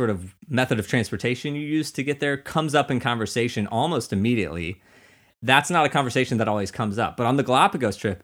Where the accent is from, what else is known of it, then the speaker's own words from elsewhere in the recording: Missouri, United States; we're from Missouri. There's a lake there